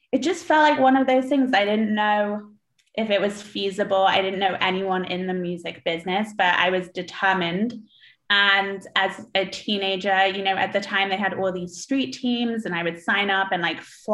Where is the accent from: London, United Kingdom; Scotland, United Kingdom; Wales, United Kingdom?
London, United Kingdom; moved away as an adult; also born or lived in Syracuse, United States; now in Los Angeles, United States; I grew up in London in the 90s.